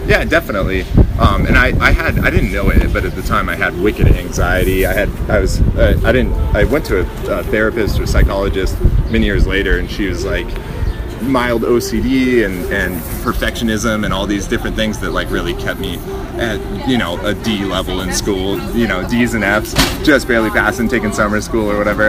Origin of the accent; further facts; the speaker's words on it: Big Bear, California, United States; moved away; also born or lived in Orange County, California; I grew up in Big Bear, California, San Bernardino County